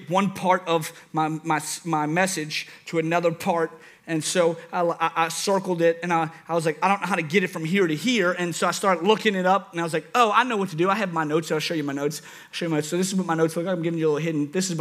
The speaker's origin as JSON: {"language": "English", "town": "New Orleans", "region": "Louisiana", "country": "United States", "accent": "New Orleans", "said": "That's my New Orleans accent."}